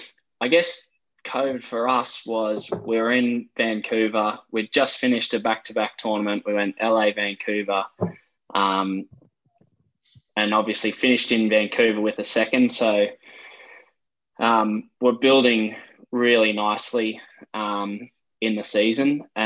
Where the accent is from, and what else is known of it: Brisbane, Queensland, Australia; now in Sydney, Australia